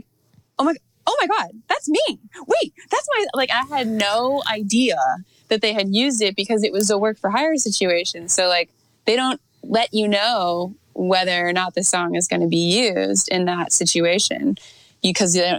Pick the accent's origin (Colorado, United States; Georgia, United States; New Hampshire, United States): Georgia, United States; Atlanta; now in Nashville, United States; I grew up in Atlanta